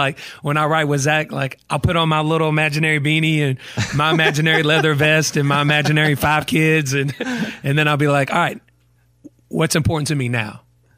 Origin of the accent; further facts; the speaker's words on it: Douglasville, Georgia, United States; Douglasville. So it's about an hour outside of Atlanta. And it's a big reason why my music has the vibe that it has, because I grew up in the country, but I was only an hour from Atlanta.